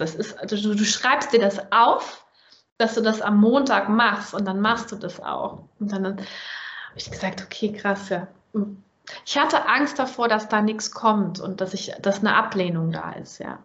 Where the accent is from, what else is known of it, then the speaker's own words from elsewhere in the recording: Germany; accent: German; ich als Deutsche mit deutschem Akzent